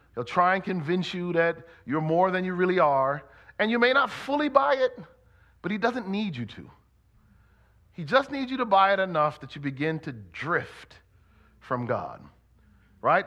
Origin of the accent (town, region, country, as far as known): Connecticut, United States; born or raised there